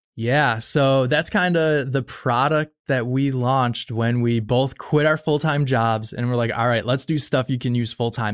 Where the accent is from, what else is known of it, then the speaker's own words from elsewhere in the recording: Buffalo, New York, United States; I grew up in Buffalo, New York